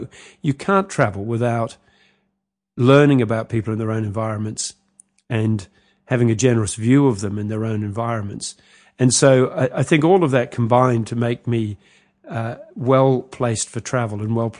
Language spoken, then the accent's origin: English; Sri Lanka; because I was born in Sri Lanka, as it turns out, and spent early years there